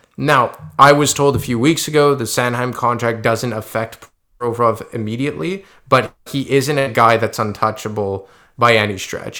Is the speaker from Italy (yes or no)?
no; Quebec, Canada; we're both from Quebec